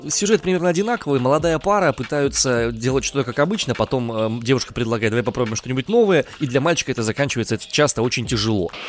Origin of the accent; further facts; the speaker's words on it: Omsk, Omsk Oblast, Russia; из Омска, всем привет.